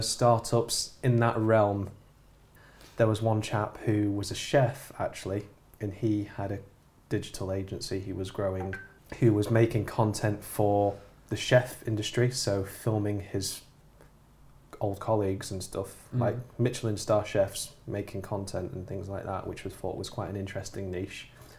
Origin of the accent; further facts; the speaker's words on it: near Manchester, North West England, United Kingdom; I just say near Manchester